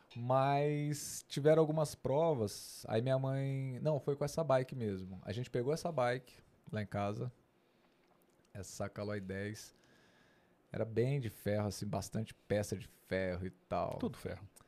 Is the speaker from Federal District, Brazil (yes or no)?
yes; Brasília, Federal District, Brazil; sou natural de Brasília. Nasci em Brasília, fui criado em Brasília